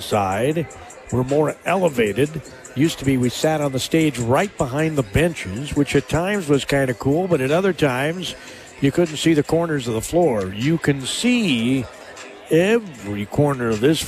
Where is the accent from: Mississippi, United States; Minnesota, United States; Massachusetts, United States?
Minnesota, United States; Spring Valley; I grew up in Spring Valley, Minnesota, which used to be in the same conference